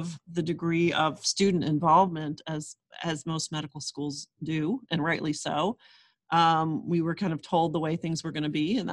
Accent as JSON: {"language": "English", "town": "Erie", "region": "Pennsylvania", "country": "United States", "tie": "born or raised there", "moved": "yes", "said": "I grew up in Erie, Pennsylvania, and the other side of the state from Philadelphia"}